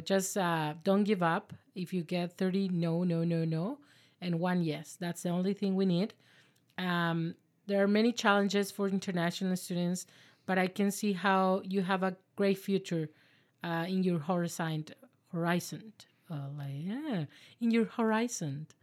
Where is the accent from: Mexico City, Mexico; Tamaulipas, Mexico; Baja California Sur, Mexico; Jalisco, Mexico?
Baja California Sur, Mexico; La Paz; now in Victoria, Canada; we are both from La Paz, Mexico.